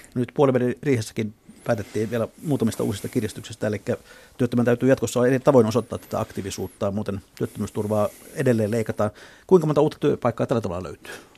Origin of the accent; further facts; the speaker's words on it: Southwest Finland, Finland; meillä Lounais-Suomessa